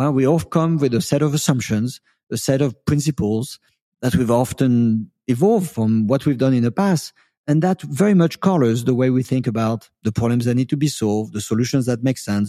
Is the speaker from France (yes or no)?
yes; France; born there; I was born in France, but I quite never lived in France. I've been an immigrant all of my life, believe it or not.